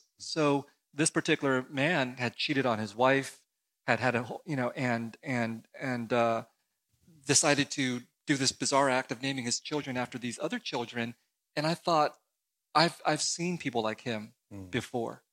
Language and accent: English; San Jose, California, United States; also born or lived in Saigon, Vietnam; I came as a refugee to the United States uh, in 1975, and I grew up in San Jose, California